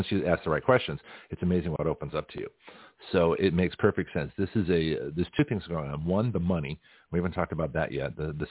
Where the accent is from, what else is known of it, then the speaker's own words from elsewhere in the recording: Canada; also born or lived in Australia / United States; I grew up in Canada, Australia, and the United States.